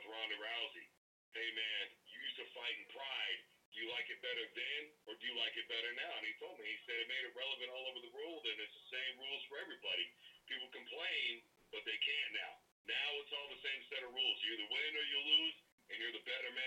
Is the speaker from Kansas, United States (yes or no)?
yes; Wichita, Kansas, United States; also born or lived in Omaha / Oklahoma City / United Kingdom; now in Arkansas, United States; That is my hometown. That's where I'm from